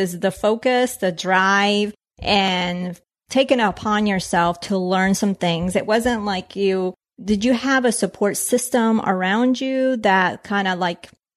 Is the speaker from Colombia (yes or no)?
yes; Colombia; I was born in Colombia